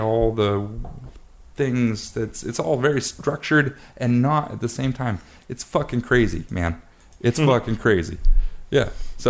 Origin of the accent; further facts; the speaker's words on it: Pacific Northwest, United States; Dude, I'm from the Northwest.